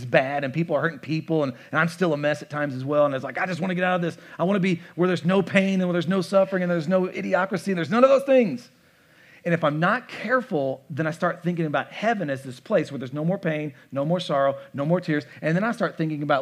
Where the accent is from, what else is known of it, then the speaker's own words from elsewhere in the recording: United States; I am a thoroughly American